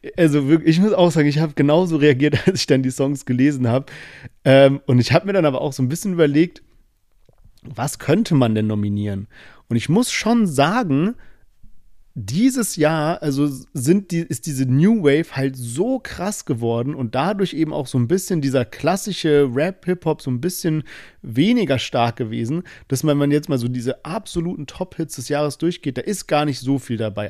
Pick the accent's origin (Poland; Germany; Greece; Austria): Germany; wir sind beide immer in Teilen von Deutschland aufgewachsen